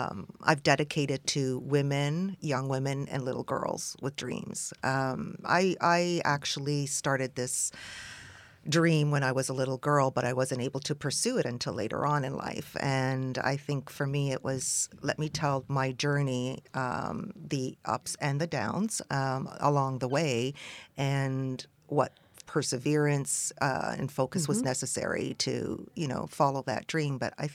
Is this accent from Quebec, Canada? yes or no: yes; Montreal, Quebec, Canada; also born or lived in Athens, Greece; Well, I was born in Athens to a Greek mother and an Egyptian father, and we immigrated when I was 6 months old to Montreal.